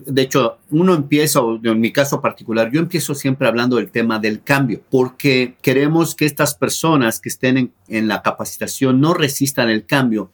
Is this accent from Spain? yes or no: no; Mexico; moved away as an adult; now in United States; yo soy originario de México, allá estudié ingeniero químico industrial